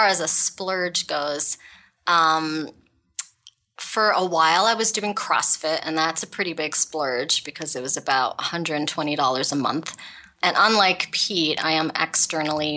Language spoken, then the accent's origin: English; Ottawa, Ontario, Canada; I grew up in Ottawa, Canada, and I have a father who was from India.